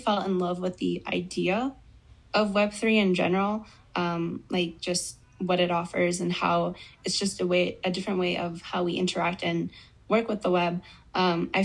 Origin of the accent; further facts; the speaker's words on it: Albuquerque, New Mexico, United States; where I grew up in Albuquerque, New Mexico.